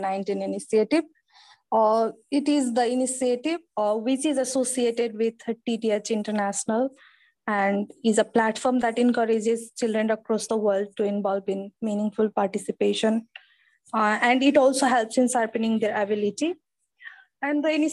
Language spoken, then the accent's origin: English; Nepal; from Nepal